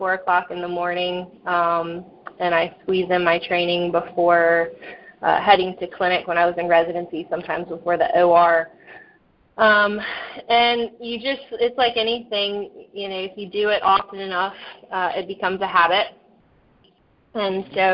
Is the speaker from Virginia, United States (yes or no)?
yes; Suffolk, Virginia, United States; now in Norfolk, United States; I'm fortunate now to finally live back in my home state after in hometown more or less after being out of the area for the last 10 years or so. So my family is all in Suffolk